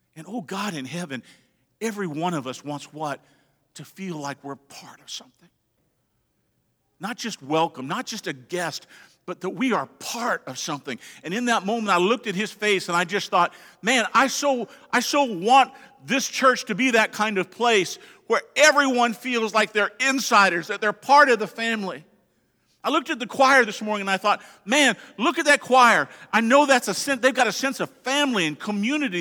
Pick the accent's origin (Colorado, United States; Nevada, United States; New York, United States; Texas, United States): Colorado, United States; moved away; I'm from Colorado.